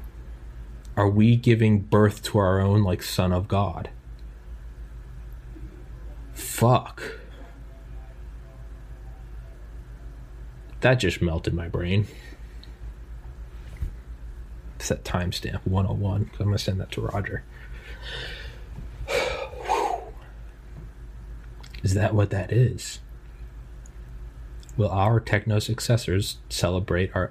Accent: United States; I'm an American in a relatively wealthy, relative to the rest of the world, middle upper class

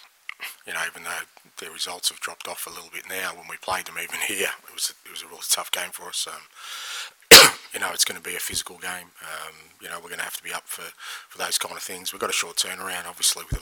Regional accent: Australia; now in United Kingdom; being Australian

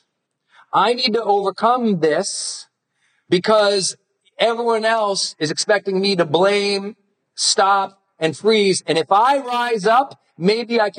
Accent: Montana, United States; I'm from Montana.

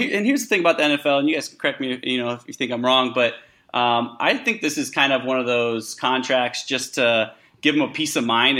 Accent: Chicago, Illinois, United States; moved away as an adult; also born or lived in Southeast Asia / Australia; now in Los Angeles, United States; Born and raised in Chicago, and I was a Bears fan. And I went traveling for about 3-4 years in Southeast Asia and Australia, and I lived out there. And when I moved back, Chicago was just too damn cold.

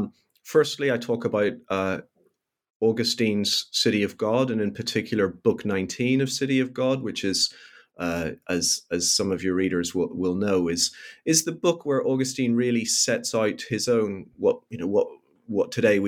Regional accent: Northern Ireland, United Kingdom; even as a very young child growing up in Northern Ireland

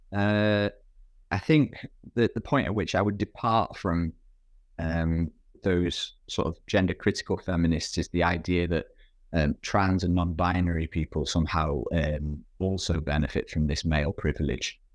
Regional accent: United Kingdom; my background as a British person who's, who's worked primarily in, in U K, uh, um, institutions

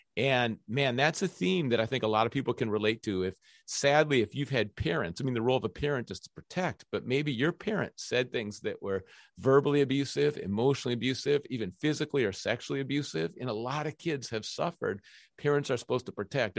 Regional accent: Minneapolis, Minnesota, United States; ever since I was three years old, I grew up on the University of Minnesota campus

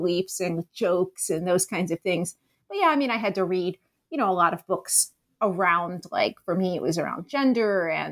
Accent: Philadelphia, Pennsylvania, United States; now in Chicago, United States; I grew up in Philadelphia, so I'm not from here

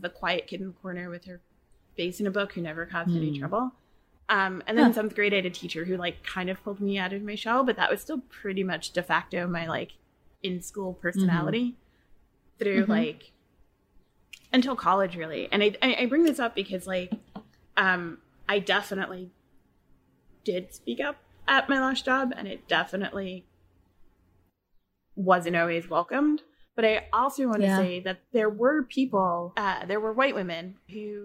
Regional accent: New York, United States; I'm from New York and I'm first gen American. My parents are from Haiti

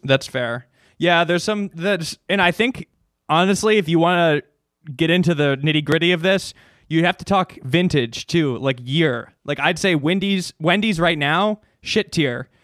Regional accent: Chicago, Illinois, United States; moved away; I grew up in Chicago. Well, the suburbs

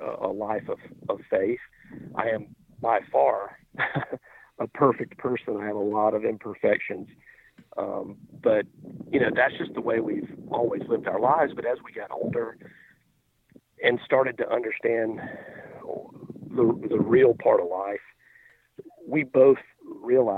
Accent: Alabama, United States; I grew up in, Alabama

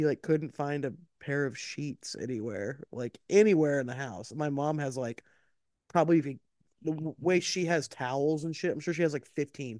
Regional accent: Canada; now in Greece; Greece, but I'm Canadian.

